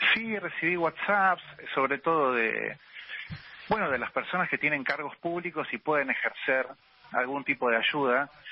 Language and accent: Spanish; Argentina; como cualquier argentino